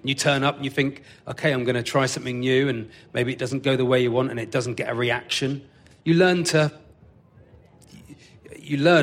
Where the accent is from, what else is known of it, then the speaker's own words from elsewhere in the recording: Devon, South West England, United Kingdom; accent: Devonshire; I turn my Devonshire accent up, I would say, to 8